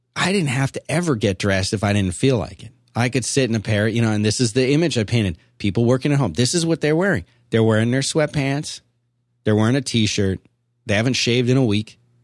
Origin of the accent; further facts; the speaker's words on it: Philadelphia, Pennsylvania, United States; I grew up in Philadelphia